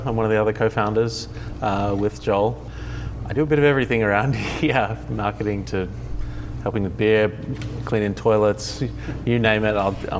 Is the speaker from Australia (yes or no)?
yes; Australia; now in Oceanside, United States; I'm not from the area. I'm originally from Australia, but even though I lived here for a while